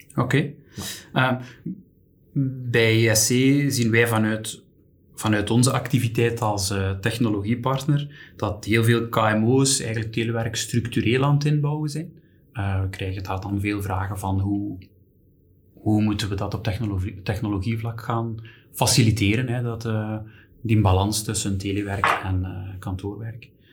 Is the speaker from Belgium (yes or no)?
yes; Belgium; als Belgen